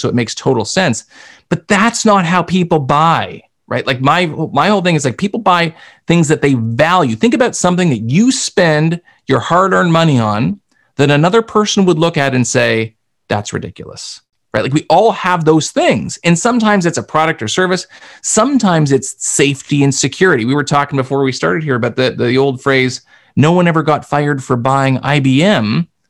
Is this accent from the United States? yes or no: no; Canada; accent: Canadian; I'm Canadian. You can tell by my accent, I say process and project and those kinds of things.